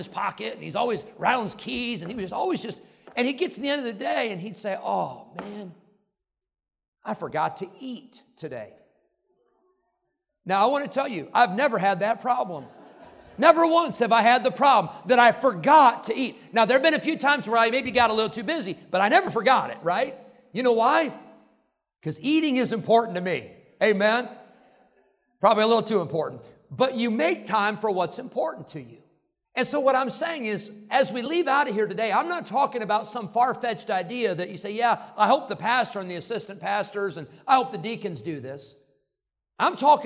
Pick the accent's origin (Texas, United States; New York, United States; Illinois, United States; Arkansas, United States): Illinois, United States; Rockford; the church where I grew up in Rockford, Illinois.